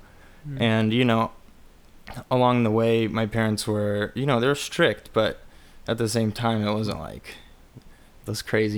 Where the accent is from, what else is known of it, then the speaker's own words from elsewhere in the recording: Glendale, California, United States; I grew up in Glendale because my dad's, you know, part Armenian.